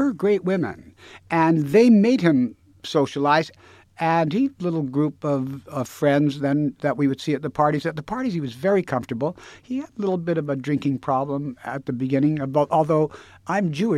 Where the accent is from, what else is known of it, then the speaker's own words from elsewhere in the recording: Winnipeg, Manitoba, Canada; I'm from Winnipeg.